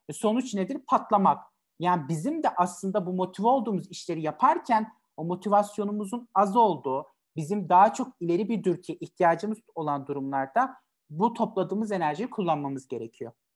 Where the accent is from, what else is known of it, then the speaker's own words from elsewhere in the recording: Elazığ Province, Turkey; 8 Mayıs 1998 tarihinde Elazığ'da doğdum